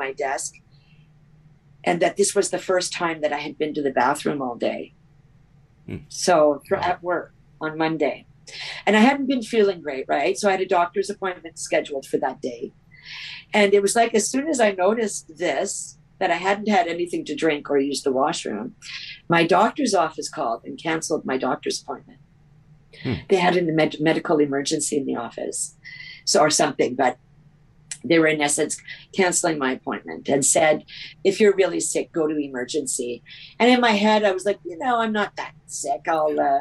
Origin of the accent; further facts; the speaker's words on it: Canada; I'm from Canada